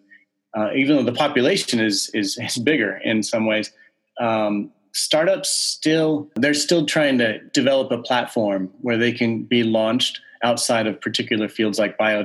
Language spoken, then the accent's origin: English; Southern California, United States; moved away as an adult; also born or lived in Aberdeen, Scotland / Massachusetts; I was born and raised in Southern California